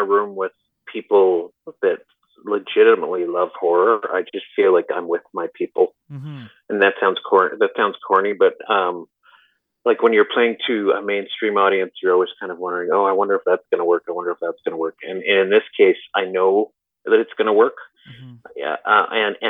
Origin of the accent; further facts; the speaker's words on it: Alberta, Canada; I'm from Alberta.